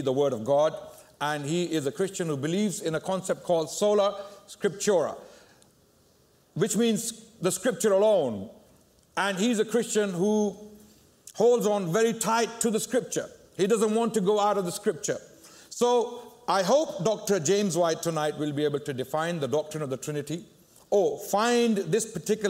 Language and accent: English; Pakistan; I come from Pakistan